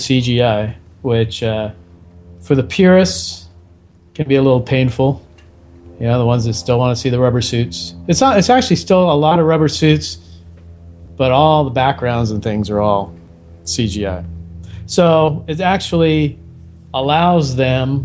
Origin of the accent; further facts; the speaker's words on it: California, United States; I grew up in California